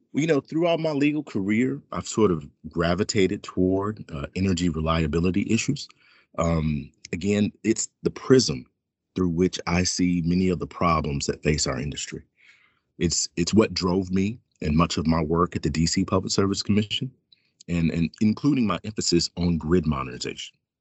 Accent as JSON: {"language": "English", "town": "Fairhope", "region": "Alabama", "country": "United States", "tie": "born or raised there", "moved": "yes", "lives_now": "Washington, D.C., United States", "said": "I grew up in a small town outside of Mobile, Alabama, called Fairhope"}